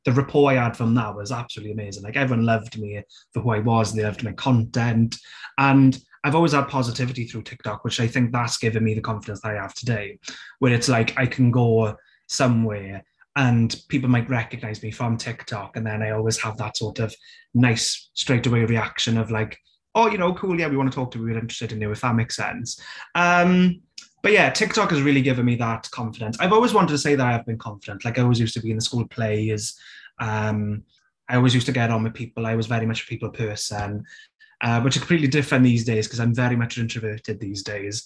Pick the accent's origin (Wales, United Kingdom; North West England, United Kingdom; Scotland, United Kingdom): Wales, United Kingdom; South Wales Valleys, United Kingdom; accent: Welsh; I grew up in the South Wales Valleys